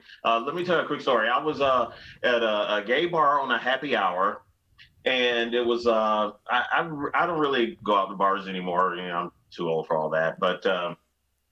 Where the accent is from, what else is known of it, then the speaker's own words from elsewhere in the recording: Nashville, Tennessee, United States; also born or lived in Cleveland, Ohio; I grew up in the South. We moved from Cleveland, Ohio to Nashville when I was 7 years old.